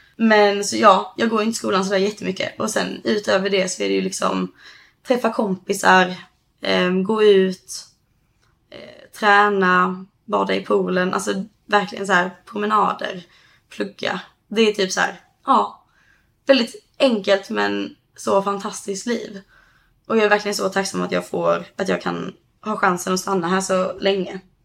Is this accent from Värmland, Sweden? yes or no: no; Höganäs, Skåne, Sweden; moved away as an adult; now in California, United States; hos oss i Höganäs då där jag kommer ifrån